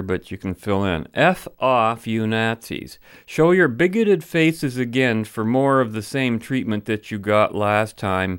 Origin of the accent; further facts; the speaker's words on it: London, Ontario, Canada; London, Ontario, I'm referring to, my hometown.